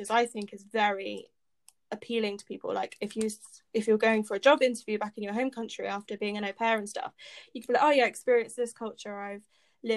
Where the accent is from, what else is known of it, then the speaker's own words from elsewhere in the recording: United Kingdom; I am an American inside a Brit